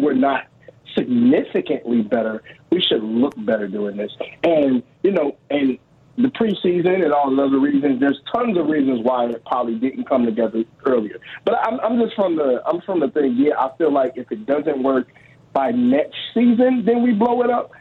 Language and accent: English; Chicago, Illinois, United States; moved away; I was born and raised in Chicago